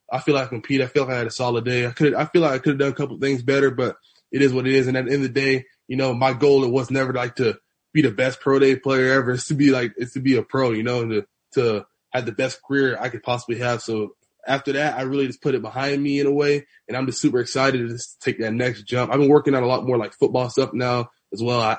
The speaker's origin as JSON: {"language": "English", "area": "Broward County", "region": "Florida", "country": "United States", "tie": "born or raised there", "said": "growing up in Broward"}